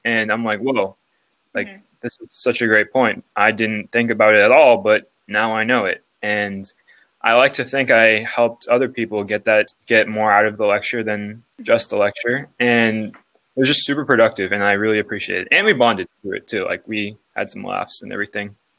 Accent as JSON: {"language": "English", "town": "Los Angeles", "region": "California", "country": "United States", "said": "I'm from Los Angeles, California."}